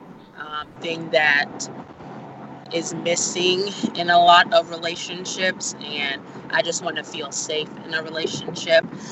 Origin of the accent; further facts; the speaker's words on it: Nigeria; that is who I am, being Nigerian